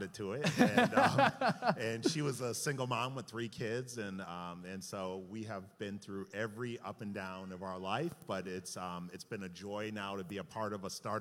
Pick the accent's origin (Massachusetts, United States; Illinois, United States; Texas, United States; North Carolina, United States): Massachusetts, United States; Hampden; I grew up in Hamden, Massachusetts, in a very suburban town where all of us got cars at the age of 16 years old